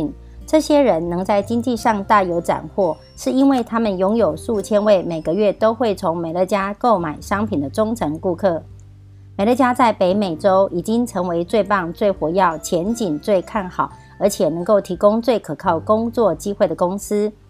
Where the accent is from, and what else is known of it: Miaoli County, Taiwan